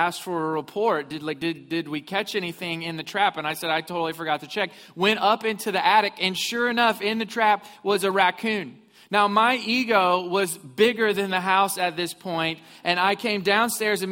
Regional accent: Missouri, United States; moved away; I grew up in Missouri

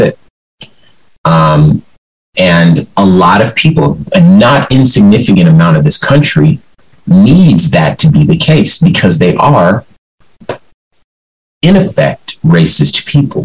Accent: Compton, California, United States; I'm from Compton

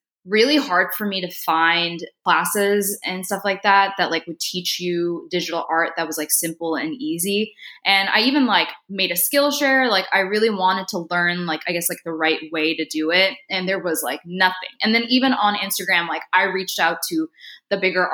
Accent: Northwest Indiana, United States; I grew up in Northwest Indiana. My parents are there right now. And I was born in India. And I moved here when I was like 6 months old with my mom.

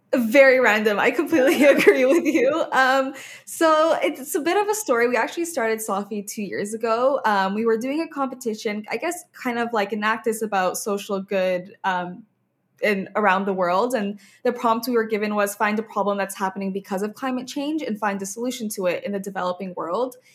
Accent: Oman; now in Canada; I grew up in Oman, in the Middle East

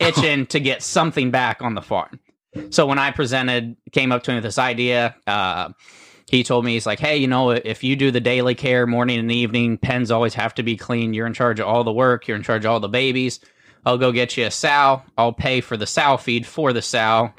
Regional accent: Uhrichsville, Ohio, United States; we're from Uricksville, Ohio

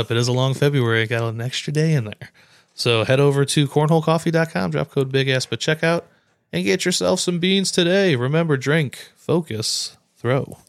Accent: Ohio, United States; we're from Ohio

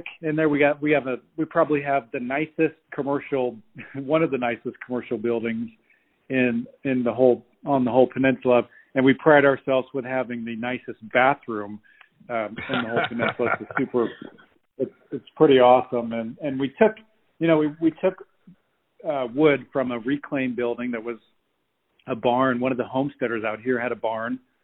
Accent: Iowa, United States; now in Alaska, United States; I'm originally from Iowa

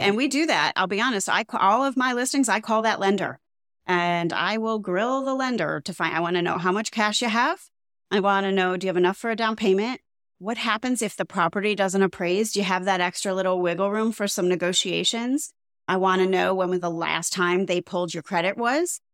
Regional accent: Cleveland, Ohio, United States; now in South Florida, United States; I come from Cleveland, Ohio, where, like, H O As are few and far between

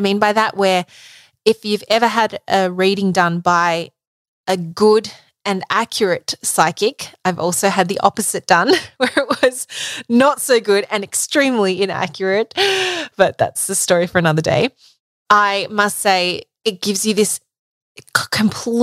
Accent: Melbourne, Victoria, Australia; moved away; my hometown, Melbourne

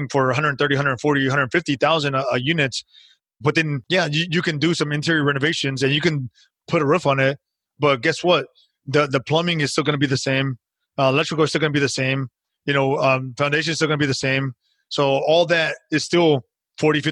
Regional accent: United States; We're American

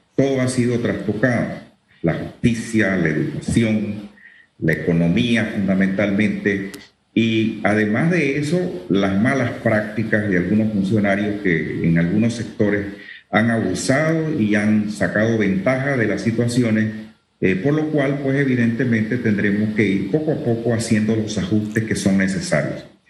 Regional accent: Chiriquí, Panama; yo, que soy chiriquense

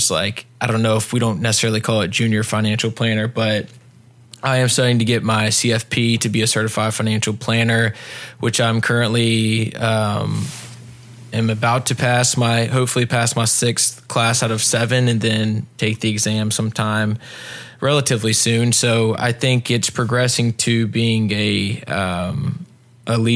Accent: Pinehurst, North Carolina, United States; also born or lived in Wilmington, North Carolina / Raleigh, North Carolina; I grew up about an hour south of here in Pinehurst, North Carolina

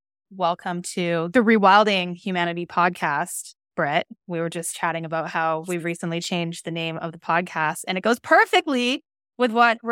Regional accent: British Columbia, Canada; Like I grew up living in Northern British Columbia. And we were always doing stuff outside.

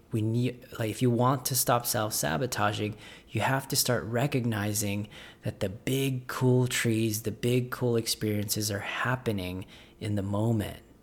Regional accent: Las Vegas, Nevada, United States; I'm from Las Vegas.

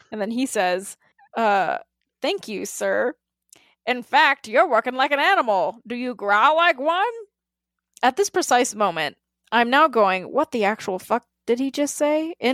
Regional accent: the South, United States; growing up in the South, I, I know exactly the kind of man that you just interacted with.

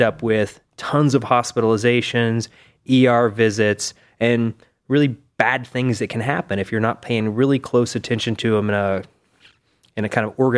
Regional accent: East Tennessee, United States; moved away as an adult; also born or lived in Cincinnati / Davis, California; now in Cleveland, United States; I'm from East Tennessee.

